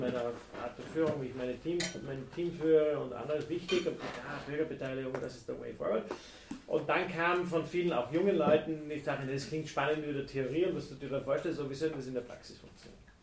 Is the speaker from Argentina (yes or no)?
no; Tennengau, Salzburg, Austria; einen ganz kleinen Ort im, im, im Tennengau